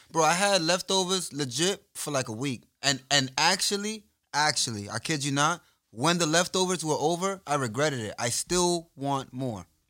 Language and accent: English; New York, United States; I'm from New York